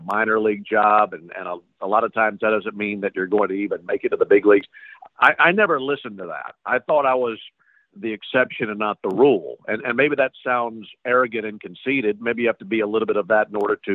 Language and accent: English; Madison, Mississippi, United States; right outside my hometown. I'm from Madison, Mississippi.